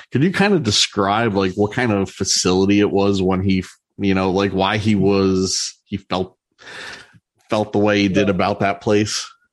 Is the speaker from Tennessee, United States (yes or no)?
no; New Jersey, United States; my home state of New Jersey